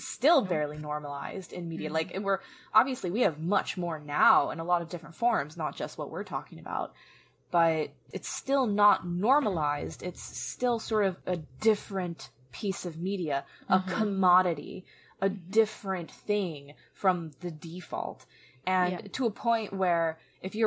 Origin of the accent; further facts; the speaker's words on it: Atlanta, Georgia, United States; I was from Atlanta, but then I got moved to a very conservative place by the time I was 11